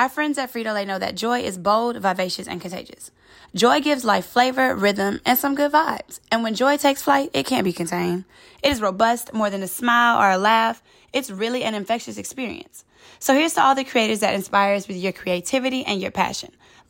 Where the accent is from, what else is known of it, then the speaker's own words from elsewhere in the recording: Baton Rouge, Louisiana, United States; because I'm from Louisiana. So I'm like, I would have known. If she, I'm Baton Rouge, Louisiana.